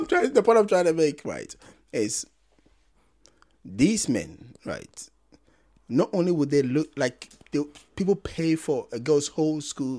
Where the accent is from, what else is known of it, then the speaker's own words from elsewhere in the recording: Ghana; because I'm Ghanaian.